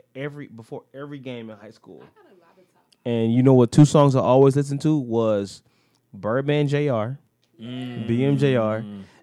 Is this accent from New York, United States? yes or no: no; Detroit, Michigan, United States; moved away as an adult; now in Los Angeles, United States; Yeah, I'm from Gratiot and Connors. I'm from Christie Street.